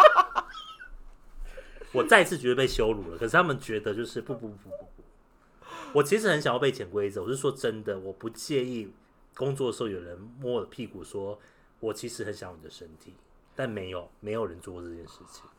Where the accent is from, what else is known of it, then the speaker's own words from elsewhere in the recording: Taiwan; 我是台湾人